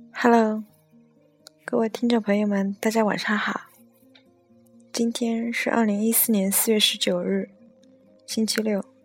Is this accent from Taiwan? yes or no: no; China; 作为中国人